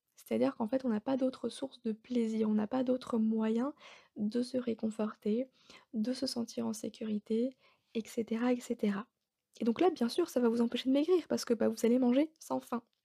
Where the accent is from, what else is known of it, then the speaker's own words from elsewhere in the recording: Alsace, Grand Est, France; now in Bordeaux, France; je suis bordelaise, mais de base, je suis alsacienne